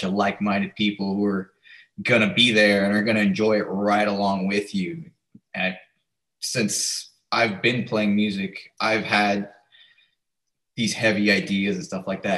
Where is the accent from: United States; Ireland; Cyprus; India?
United States; Florida; We are also from Florida.